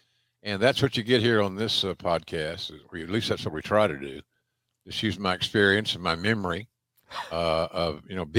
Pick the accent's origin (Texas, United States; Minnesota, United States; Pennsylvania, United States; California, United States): Minnesota, United States; Minneapolis; I grew up in the Minneapolis territory, in AWA territory more specifically.